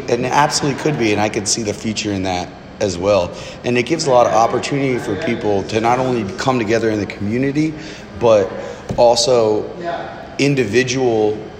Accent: Florida, United States; moved away; where I grew up in Florida

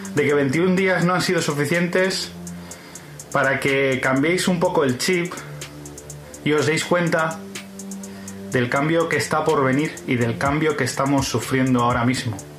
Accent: Spain

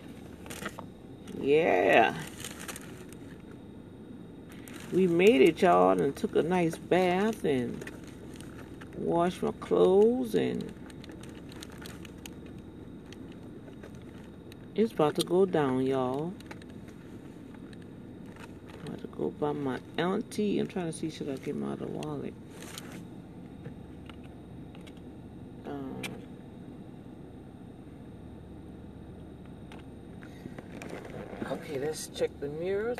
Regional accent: New Orleans, Louisiana, United States; I'm originally from the East Bank

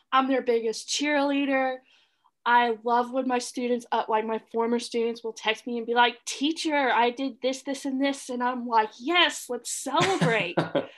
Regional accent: the South, United States; We're from the South. Come on, Andrew. We've seen them.

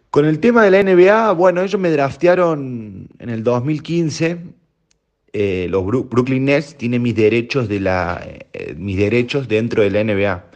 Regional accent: Córdoba, Argentina; moved away as an adult; now in Spain; yo vengo de Argentina

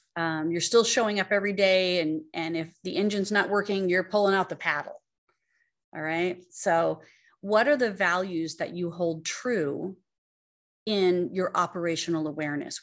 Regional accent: Arizona, United States; growing up in Arizona and having real estate

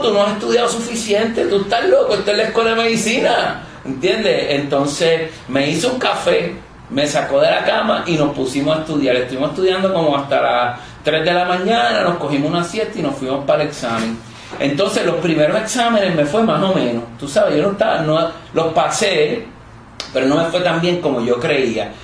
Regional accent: Mayagüez, Puerto Rico; moved away as an adult; also born or lived in Guadalajara, Mexico; Yo vengo de Mayagüez

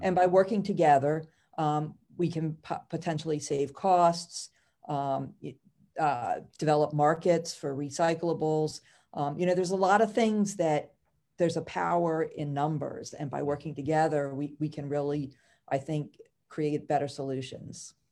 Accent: Howard County, Maryland, United States; also born or lived in Baltimore County, Maryland; I actually grew up in Howard County.

